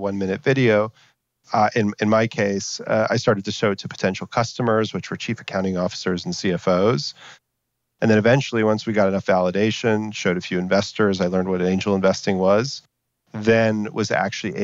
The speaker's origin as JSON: {"language": "English", "region": "Texas", "country": "United States", "said": "I'm from Texas originally"}